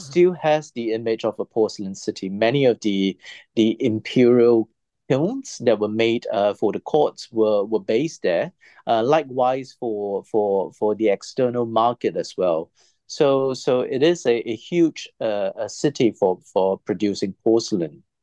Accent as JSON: {"language": "English", "country": "Singapore"}